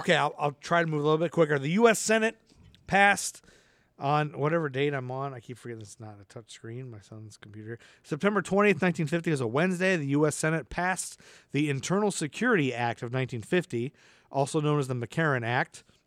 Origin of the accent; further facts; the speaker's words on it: Toledo, Ohio, United States; I'm from forty-five minutes outside of Detroit. I'm from Toledo, Ohio.